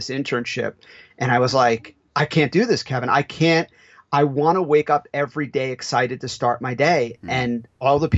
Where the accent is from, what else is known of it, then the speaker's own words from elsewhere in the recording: Italy; moved away; I'm from Italy